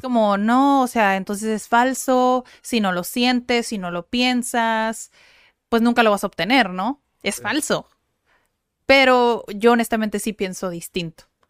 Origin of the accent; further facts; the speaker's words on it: Mexico; los mexicanos